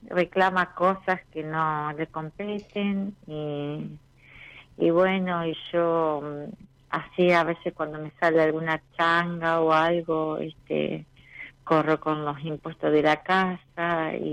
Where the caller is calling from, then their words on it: Paraná, Entre Ríos, Argentina; De Paraná, Entre Ríos.